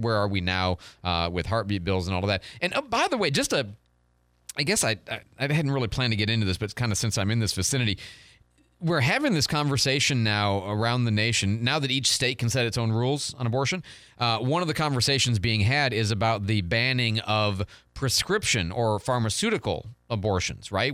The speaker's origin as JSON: {"language": "English", "town": "Detroit", "region": "Michigan", "country": "United States", "moved": "yes", "said": "I'm from Detroit a long time ago"}